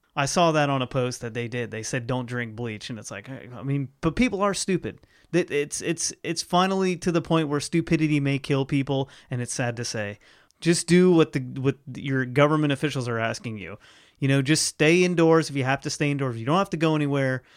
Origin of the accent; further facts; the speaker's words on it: Ohio, United States; moved away; Ohio, my home state, where all my family is